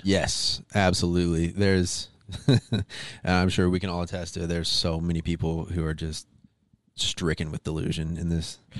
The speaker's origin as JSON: {"language": "English", "region": "Arkansas", "country": "United States", "also_born_or_lived": "Las Vegas", "moved": "yes", "said": "I'm from Arkansas originally"}